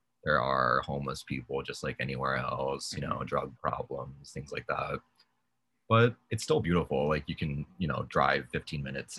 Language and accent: English; Hawaii, United States; also born or lived in California / Chicago; I'm from here